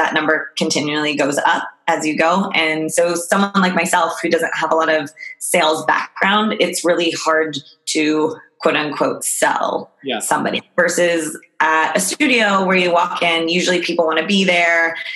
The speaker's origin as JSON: {"language": "English", "town": "Albuquerque", "region": "New Mexico", "country": "United States", "moved": "as an adult", "lives_now": "San Francisco, United States", "said": "I'm actually from Albuquerque, New Mexico"}